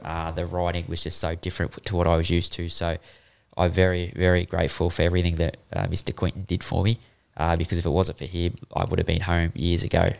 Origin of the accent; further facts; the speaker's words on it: Queensland, Australia; also born or lived in Sydney; I'm a Queenslander.